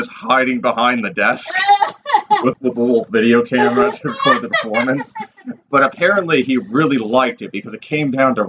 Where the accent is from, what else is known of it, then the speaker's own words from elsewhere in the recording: Massachusetts, United States; I am a fake Irish masshole.